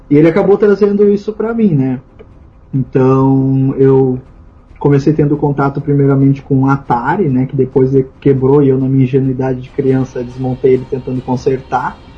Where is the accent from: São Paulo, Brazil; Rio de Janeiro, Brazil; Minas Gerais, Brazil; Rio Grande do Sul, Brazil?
Rio Grande do Sul, Brazil; Pedro Osório; born there; now in Pelotas, Brazil; eu nasci em Pedro Osório, né? E pra quem não sabe, atualmente eu moro em Pelotas